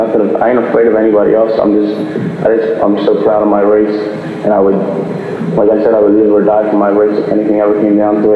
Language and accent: English; Philadelphia, Pennsylvania, United States; I'm just proud that I'm from Philadelphia.